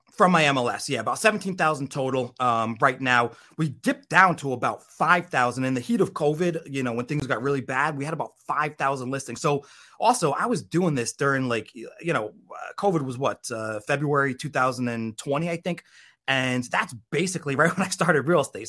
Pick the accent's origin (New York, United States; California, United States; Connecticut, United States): Connecticut, United States; moved away as an adult; now in Florida, United States; I grew up in Connecticut actually. Um, so that's I'm from the Northeast